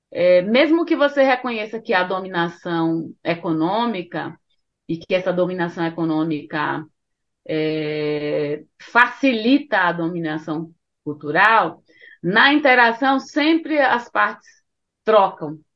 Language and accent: Portuguese; Northeast Region, Brazil; Porque eu sou nordestina e na minha casa músicas brasileiras sempre fizeram parte, principalmente músicas nordestinas.